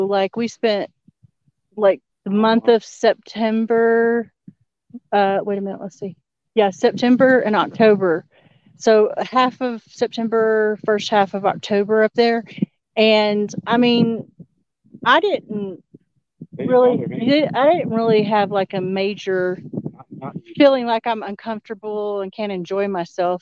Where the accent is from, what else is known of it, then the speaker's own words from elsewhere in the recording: Texas, United States; We're native Texan, or that's where we're from